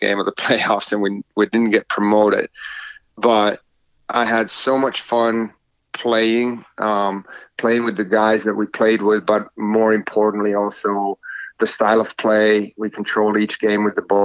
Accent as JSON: {"language": "English", "town": "Oulu", "region": "North Ostrobothnia", "country": "Finland", "tie": "born or raised there", "also_born_or_lived": "Wilmington, North Carolina", "moved": "as an adult", "lives_now": "United States", "said": "my hometown, Oulu"}